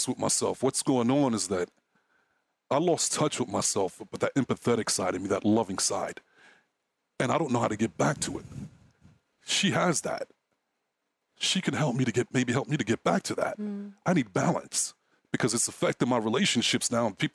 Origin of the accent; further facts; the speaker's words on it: New York City, New York, United States; moved away as an adult; I grew up in Brooklyn